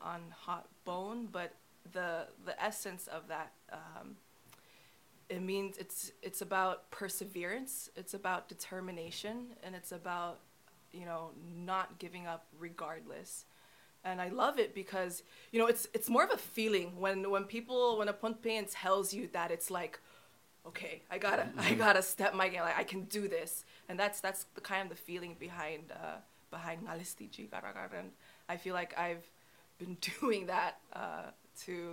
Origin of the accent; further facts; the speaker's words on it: Hawaii, United States; I spent a good part of my childhood growing up in Hawaii